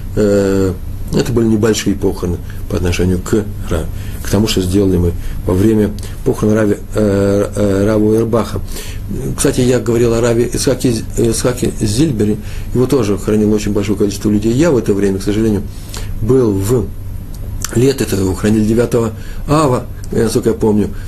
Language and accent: Russian; Russia; по моему выговору, э, быстро, быстро определил, что, может, я сам сказал, что я из России